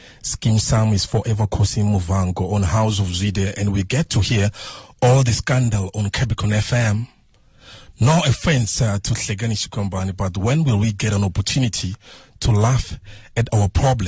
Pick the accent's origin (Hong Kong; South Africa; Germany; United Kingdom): South Africa; Sekhukhune district, Limpopo; Originally from a small place in Ranchabelenga, Sikukuna district.